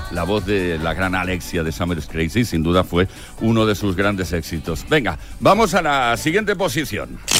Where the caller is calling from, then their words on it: Las Palmas, Canary Islands, Spain; de Las Palmas.